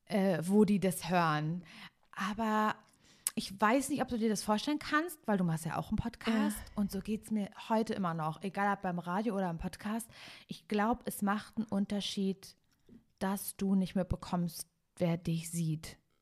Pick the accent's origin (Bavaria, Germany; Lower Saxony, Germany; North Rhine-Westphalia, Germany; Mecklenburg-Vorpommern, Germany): Mecklenburg-Vorpommern, Germany; Parchim; now in Cologne, Germany; ich bin ja eigentlich ursprünglich aus Parchim.